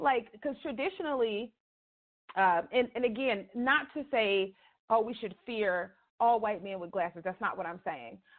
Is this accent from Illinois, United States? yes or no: yes; Chicago, Illinois, United States; moved away; I'm originally from Chicago